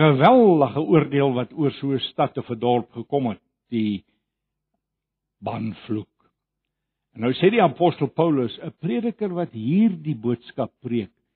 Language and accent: Afrikaans; Johannesburg, Gauteng, South Africa; ek kom van Johannesburg af en daar ken ek die woord baie goed